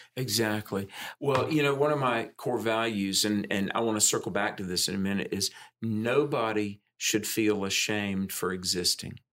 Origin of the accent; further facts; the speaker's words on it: the South, United States; I'm a Southerner, grew up in the South